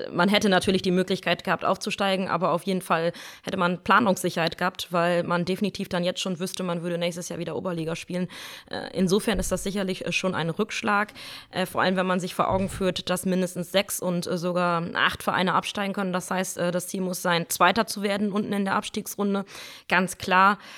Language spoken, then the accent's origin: German; Hopsten, North Rhine-Westphalia, Germany; sonntags äh, früher in Hopsten, wo ich herkomme, am Platz stehen.